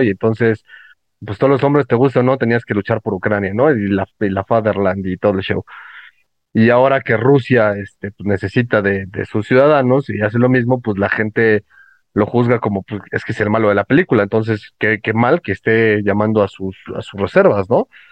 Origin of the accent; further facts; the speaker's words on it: Mexico; como muchísimos mexicanos más